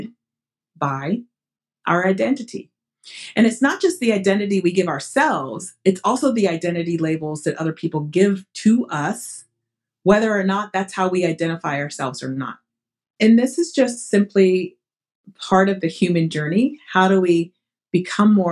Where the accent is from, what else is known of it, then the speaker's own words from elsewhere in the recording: Massachusetts, United States; first language Portuguese; moved away as an adult; also born or lived in New York; I'm from Massachusetts